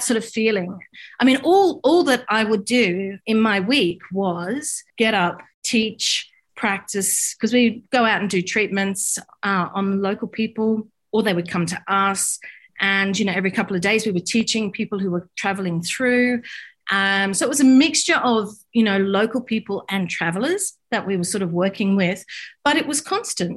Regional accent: Australia; I'm from Australia

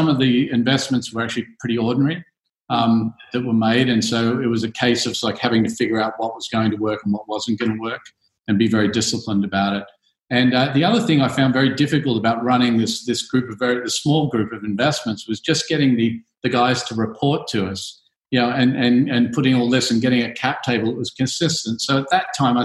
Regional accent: Australia; moved away as an adult; also born or lived in United States; now in Singapore; I'm obviously an Aussie. I left Australia in the early 90s

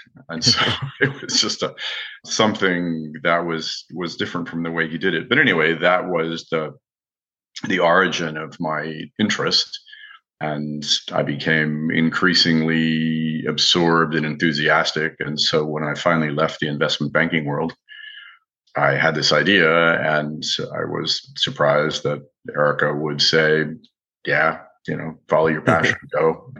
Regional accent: Midwest, United States; also born or lived in France; And so unlike most kids that were growing up in America in the 1960s, wine was always on the table. My father learned to cook in the French style and adopted a lot of the French eating habits. And for someone from the Middle West, the Midwest of America

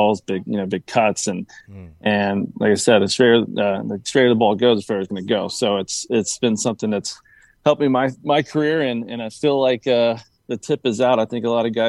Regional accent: Tennessee, United States; now in Jupiter, United States; I'm originally from Tennessee, so I'm a Titans fan

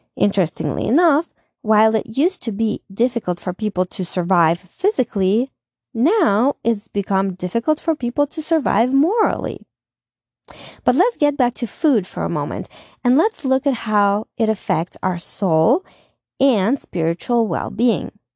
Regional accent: Russia; moved away as an adult; now in United States; in my time of growing up in Russia

